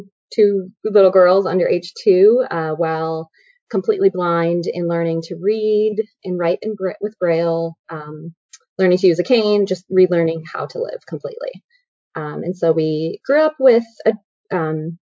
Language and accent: English; Chicago, Illinois, United States; now in Issaquah, United States; I'm from Chicago originally.